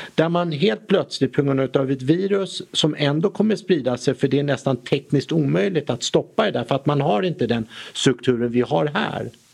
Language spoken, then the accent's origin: Swedish; Sweden; Vi som svenskar